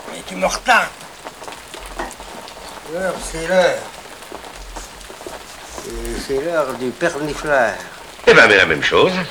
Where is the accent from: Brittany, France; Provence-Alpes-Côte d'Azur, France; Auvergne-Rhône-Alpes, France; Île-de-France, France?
Brittany, France; Lorient; born there; Moi, je suis né en 77 à Lorient.